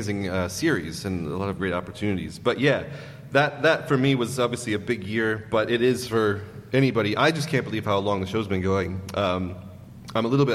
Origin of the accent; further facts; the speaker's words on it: Racine, Wisconsin, United States; moved away; Wisconsin, in a city called Racine, which is south of Milwaukee.